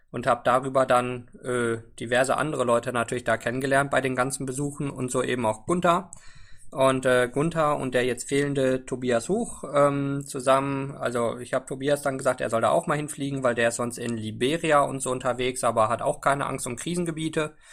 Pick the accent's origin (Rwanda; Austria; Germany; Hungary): Rwanda; Also ich bin in Ruanda in Ostafrika groß geworden